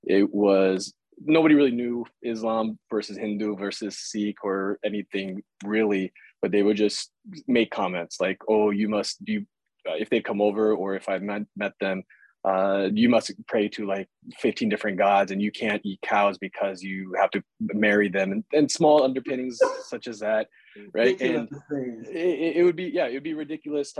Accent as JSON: {"language": "English", "region": "Iowa", "country": "United States", "tie": "born or raised there", "said": "I grew up in Iowa"}